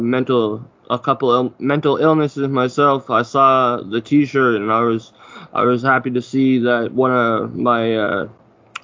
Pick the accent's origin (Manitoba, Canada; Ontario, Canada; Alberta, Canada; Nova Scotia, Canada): Ontario, Canada; Ottawa; moved away; me being from Canada, I'm from Ottawa originally.